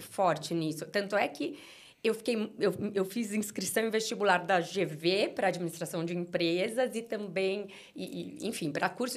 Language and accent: Portuguese; São Paulo, Brazil; also born or lived in Uberaba, Minas Gerais; eu cheguei em São Paulo com cinco anos de idade, então muito pequena, né? Cresci em São Paulo